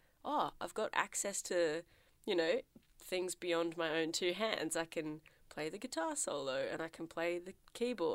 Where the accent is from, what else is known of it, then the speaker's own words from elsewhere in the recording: Melbourne, Victoria, Australia; I'm from Melbourne, which is in Victoria, which is in Australia